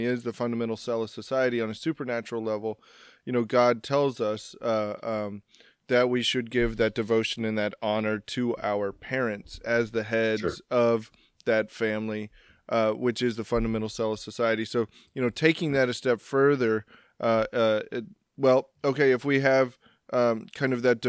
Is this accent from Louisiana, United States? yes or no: no; Texas, United States; moved away; I'm from Texas